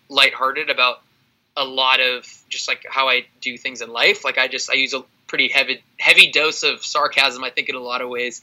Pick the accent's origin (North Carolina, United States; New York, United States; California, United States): California, United States; I'm from California.